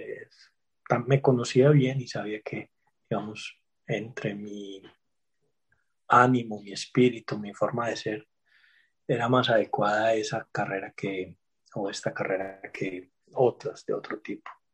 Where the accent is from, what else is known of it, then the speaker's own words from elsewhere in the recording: Medellín, Antioquia, Colombia; also born or lived in Mexico; yo soy nacido en Medellín eh, hace 48 años